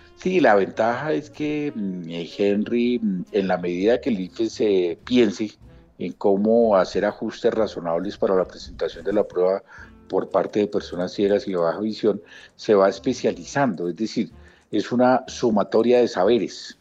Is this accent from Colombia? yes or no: yes; Colombia; como estudiantes colombianos con y sin discapacidad